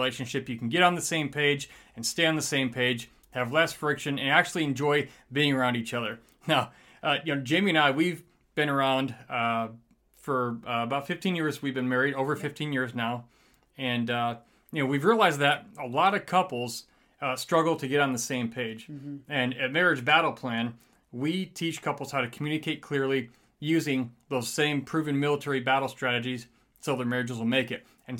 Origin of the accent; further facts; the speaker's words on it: Michigan, United States; now in Texas, United States; See, I'm from Michigan, so when it comes to Texas